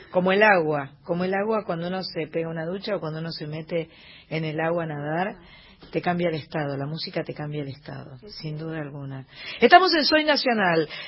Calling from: Quilmes, Buenos Aires Province, Argentina; Buenas noches, soy … de Quilmes y maravillada con el programa.

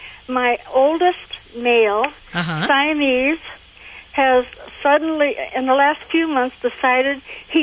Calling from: Cerritos, California, United States; Cerritos, California.

